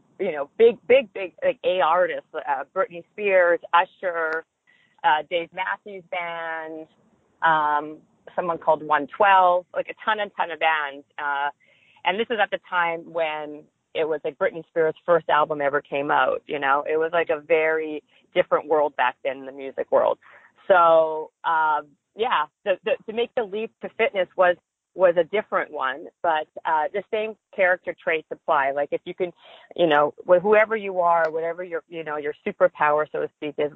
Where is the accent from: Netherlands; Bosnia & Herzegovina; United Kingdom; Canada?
Canada; Winnipeg, Manitoba; moved away as an adult; also born or lived in Toronto, Canada; now in Los Angeles, United States; I'm Canadian, and in a small town called Winnipeg, Manitoba